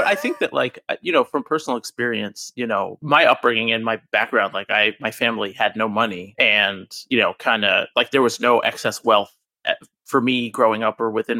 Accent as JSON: {"language": "English", "region": "New Jersey", "country": "United States", "tie": "born or raised there", "said": "I grew up with in New Jersey, like a small town in New Jersey."}